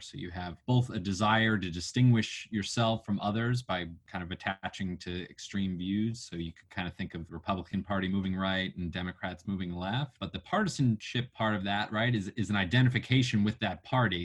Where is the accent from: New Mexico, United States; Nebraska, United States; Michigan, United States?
New Mexico, United States; moved away; also born or lived in Washington D.C.; my home state of New Mexico